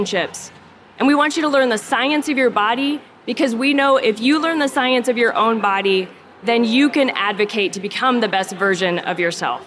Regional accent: Omaha, Nebraska, United States; I am from Omaha, Nebraska.

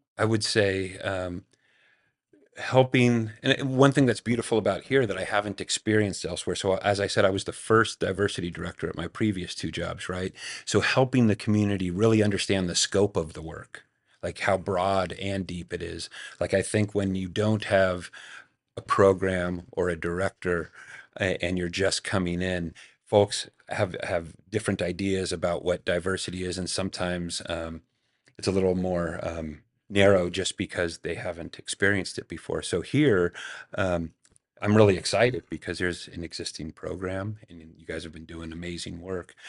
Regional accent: Marin County, California, United States; also born or lived in San Francisco; I was, I was born in San Francisco. My father was raised in San Francisco. Um, but then when I was really young, we moved across the Golden Gate Bridge to Marin County, where I was largely raised

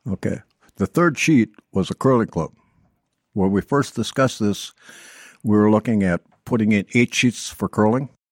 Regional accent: Hibbing, Minnesota, United States; moved away; also born or lived in Blaine, Minnesota; I was born and raised up in Hibbing, Minnesota

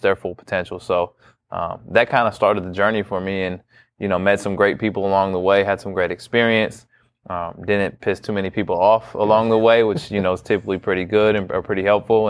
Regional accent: Bay Area, California, United States; moved away as an adult; now in Lawrence, United States; born and raised in California in the Bay Area, never moved outside of California

